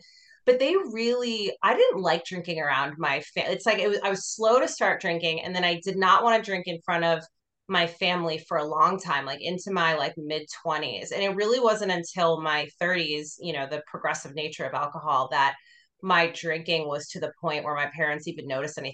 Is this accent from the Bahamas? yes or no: no; Boston, Massachusetts, United States; moved away as an adult; also born or lived in New York City, United States / Los Angeles, United States; now in Austin, United States; I lived in a suburb about 25 minutes north of Boston